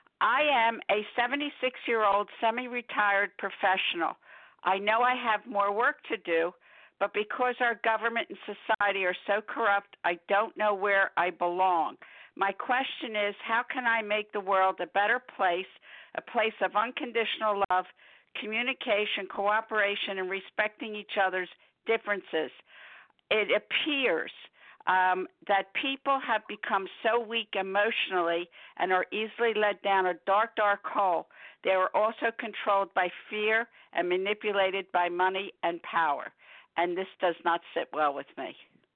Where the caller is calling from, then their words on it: Philadelphia, Pennsylvania, United States; I'm calling from Philadelphia.